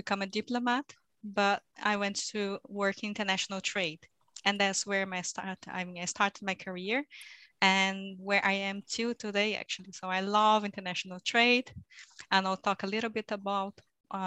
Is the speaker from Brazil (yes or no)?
yes; Pindamonhangaba, São Paulo, Brazil; moved away as an adult; also born or lived in Rio de Janeiro, Brazil / Belgium; now in Brussels, Belgium; I was born in Brazil, and I grew up in a very small town in the countryside of Brazil with a very funny name, actually, called Pindamonhangaba.